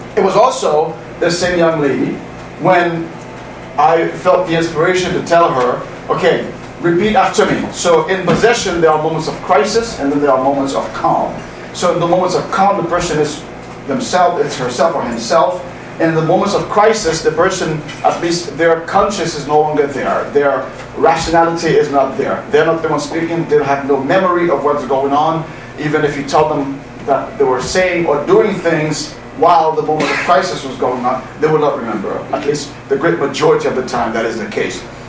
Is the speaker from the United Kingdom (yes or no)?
no; Haiti; moved away; also born or lived in Boston; I'm from Haiti